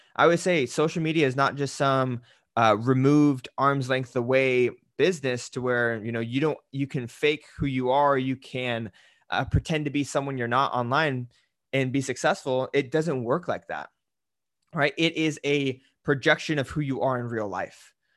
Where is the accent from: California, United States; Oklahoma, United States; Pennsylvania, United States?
California, United States; Salinas Valley; I grew up in Salinas Valley